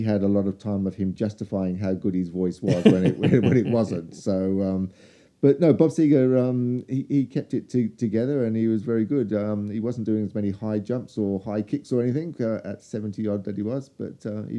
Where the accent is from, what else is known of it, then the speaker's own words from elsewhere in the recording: Australia; and I told them I was from Australia.